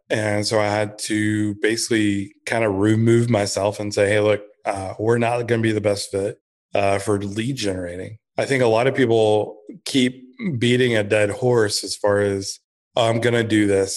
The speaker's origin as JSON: {"language": "English", "town": "Blue Ridge", "region": "Georgia", "country": "United States", "tie": "born or raised there", "also_born_or_lived": "Texas", "said": "I grew up in Blue Ridge, Georgia, in the mountains"}